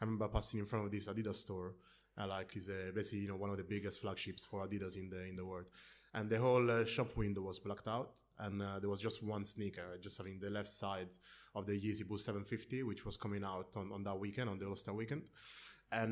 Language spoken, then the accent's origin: English; near Rome, Lazio, Italy; moved away as an adult; also born or lived in London, United Kingdom; So I was born in London to Nigerian parents, and then we actually moved down to Italy in a place near Rome where I grew up. I stayed there until I was about 19